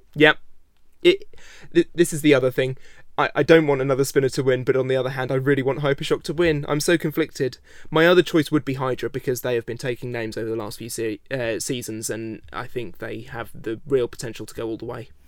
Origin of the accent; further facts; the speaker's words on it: United Kingdom; I am British